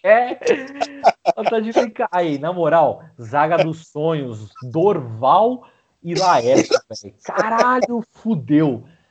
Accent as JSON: {"language": "Portuguese", "country": "Brazil", "said": "sendo brasileiro"}